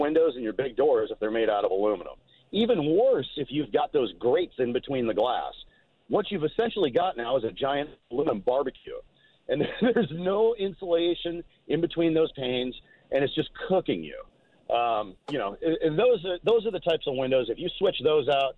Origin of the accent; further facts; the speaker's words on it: Minnesota, United States; moved away; I'm from Minnesota